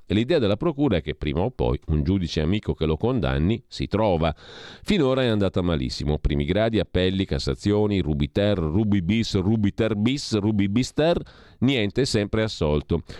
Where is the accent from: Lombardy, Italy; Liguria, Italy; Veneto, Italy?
Lombardy, Italy; io sono lombardo